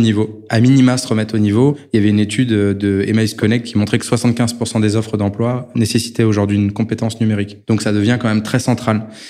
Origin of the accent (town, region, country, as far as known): France